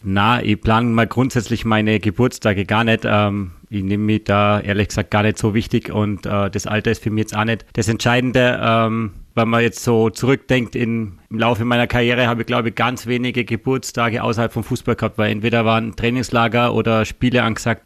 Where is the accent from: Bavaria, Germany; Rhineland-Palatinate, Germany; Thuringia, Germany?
Bavaria, Germany; village near Augsburg; moved away as an adult; also born or lived in Ried, Austria / Linz, Austria; now in Austria; wir sind, wie gesagt, auf dem Dorf aufgewachsen. Ähm, da gab es in der Nähe nur den FC Augsburg